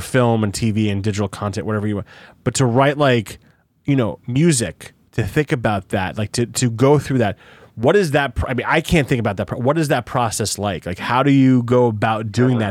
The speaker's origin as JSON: {"language": "English", "region": "New Jersey", "country": "United States", "tie": "born or raised there", "also_born_or_lived": "Brooklyn, New York", "said": "I moved from Brooklyn, Jersey in fifth grade"}